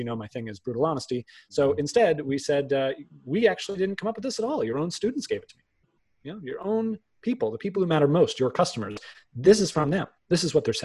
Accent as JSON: {"language": "English", "area": "outside of Boston", "region": "Massachusetts", "country": "United States", "tie": "born or raised there", "said": "I grew up outside of Boston."}